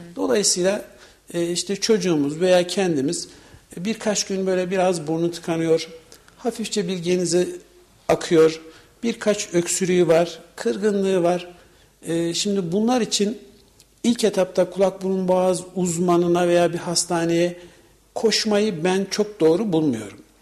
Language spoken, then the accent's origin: Turkish; Kayseri Province, Turkey